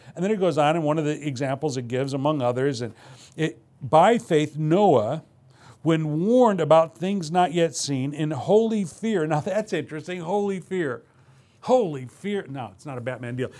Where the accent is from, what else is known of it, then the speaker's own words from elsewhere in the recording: Midwest, United States; now in West Coast, United States; I come from the Midwest